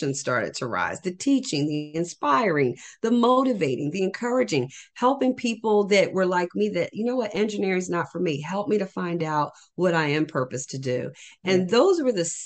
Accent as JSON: {"language": "English", "region": "New Jersey", "country": "United States", "said": "I am from New Jersey"}